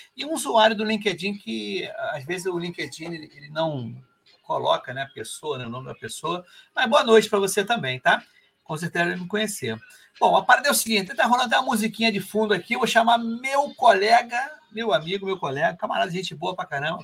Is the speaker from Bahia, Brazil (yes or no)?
no; Rio de Janeiro, Brazil